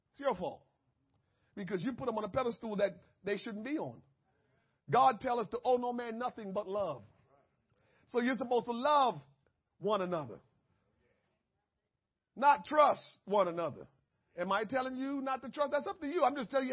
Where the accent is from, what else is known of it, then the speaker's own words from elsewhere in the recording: Jamaica; I'm Jamaican